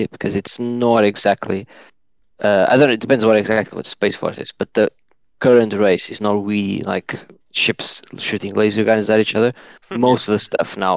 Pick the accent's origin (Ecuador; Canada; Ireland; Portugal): Portugal; moved away as an adult; now in United Kingdom; I'm originally from Portugal, but I've lived 8.5 years now in the UK.